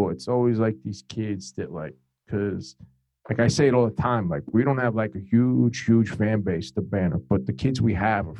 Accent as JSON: {"language": "English", "region": "New Jersey", "country": "United States", "said": "We're both from New Jersey."}